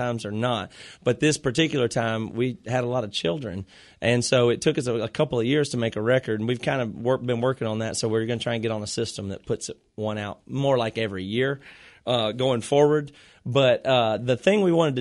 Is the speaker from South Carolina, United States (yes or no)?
yes; Greenville, South Carolina, United States; moved away as an adult; also born or lived in Rock Hill, South Carolina; now in Seattle, United States; We moved here from South Carolina when we finished college because we grew up in Rock, you know, Greenville, and went to college in Rock Hill, South Carolina.